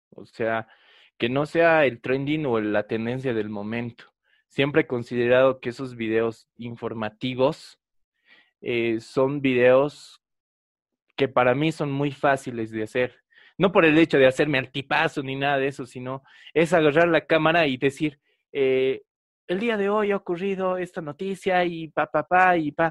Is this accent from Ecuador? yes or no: no; Bolivia; nos hablaban prácticamente de cómo somos los bolivianos